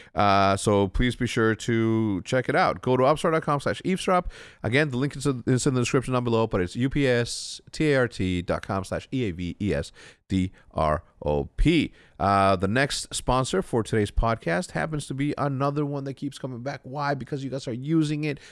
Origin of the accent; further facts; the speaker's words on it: Mexico; moved away; me growing up in, in Mexico, we didn't have access.